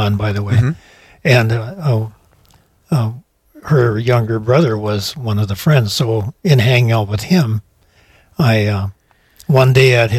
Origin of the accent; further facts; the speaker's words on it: Mayville, North Dakota, United States; now in Moorhead, United States; I grew up in Mayville, North Dakota